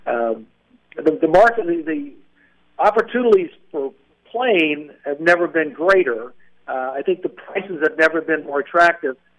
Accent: Seymour, Indiana, United States; I grew up in a little town called Seymour, Indiana.

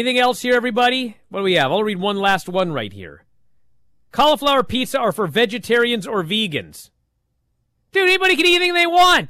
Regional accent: Pacific Northwest, United States; I'm from the Pacific

